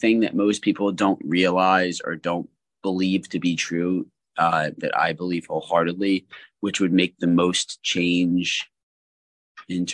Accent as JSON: {"language": "English", "country": "United States", "tie": "born or raised there", "also_born_or_lived": "New Jersey / Philadelphia, Pennsylvania", "moved": "as an adult", "lives_now": "Los Angeles, United States", "said": "in Philadelphia in my hometown"}